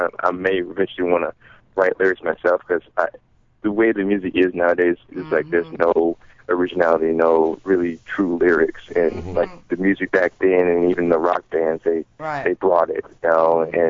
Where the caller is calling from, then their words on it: Illinois, United States; from Illinois.